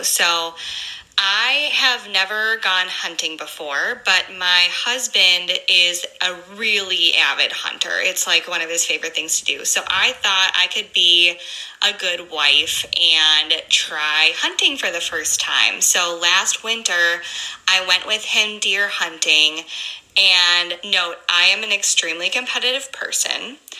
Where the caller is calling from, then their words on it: Madison, Wisconsin, United States; I'm from the Madison, Wisconsin area.